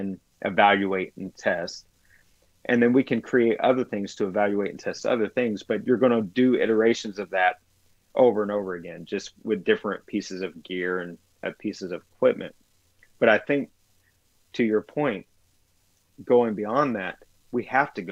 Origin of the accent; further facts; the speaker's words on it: the South, United States; I grew up in the South